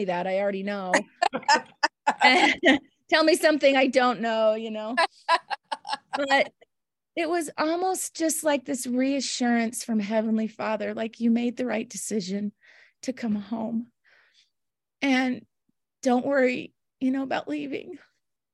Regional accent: Houston, Texas, United States; moved away; I grew up in Houston

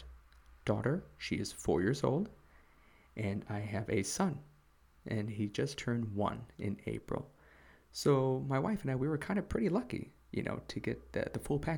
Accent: Chicago, Illinois, United States; moved away as an adult; now in South Korea; I'm originally from the USA. I'm from Chicago

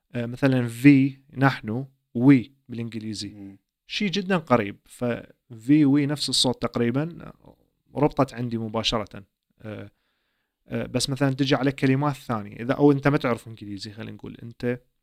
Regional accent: Iraq; first language Arabic; now in Sweden; عائله عراقيه نفس ثقافتي نفس لهجتي نفس احتمال المكان اللي جيت من عنده

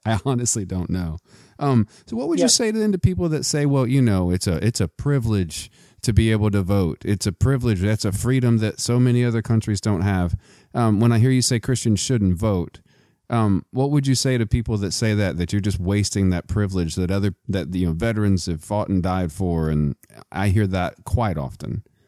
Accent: Midland, Texas, United States; I'm also from Texas. I'm from Midland, Texas

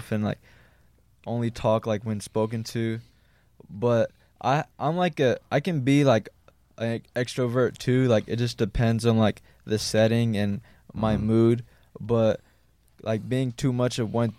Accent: Los Angeles, California, United States; also born or lived in Bronx, New York / Santa Monica; I was born in New York in the Bronx, and I left when I was 3 to Venice, like in the border of Venice and Marina del Rey. And I lived there majority of my life until the end of middle school

